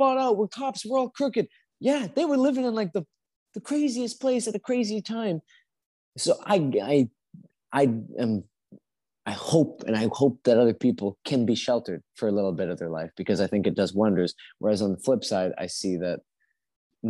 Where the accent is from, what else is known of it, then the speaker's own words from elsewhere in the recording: Canada; also born or lived in Colombia; I grew up in Canada.